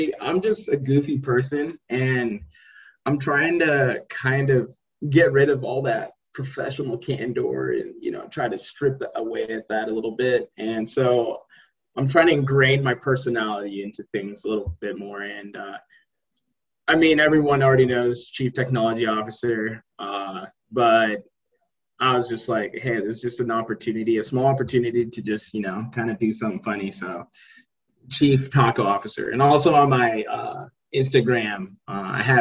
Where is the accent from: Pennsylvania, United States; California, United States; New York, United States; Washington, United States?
Washington, United States; Spokane; my hometown, Spokane, Washington